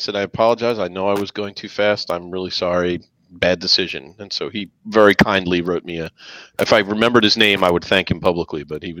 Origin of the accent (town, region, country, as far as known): United States